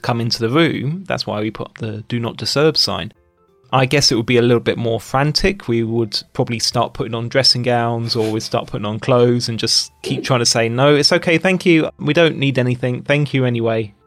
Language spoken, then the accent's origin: English; United Kingdom; moved away as an adult; now in China; Being British